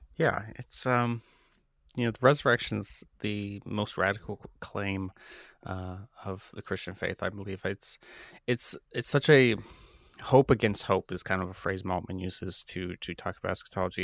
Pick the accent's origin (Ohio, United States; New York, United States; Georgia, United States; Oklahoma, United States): Ohio, United States; Columbus; I, I grew up in Columbus, Ohio. I still live here with my wife